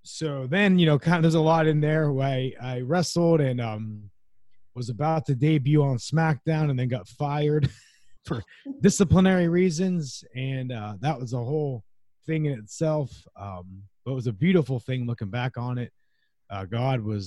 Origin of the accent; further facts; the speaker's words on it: Youngstown, Ohio, United States; the local university in my hometown of Youngstown, Ohio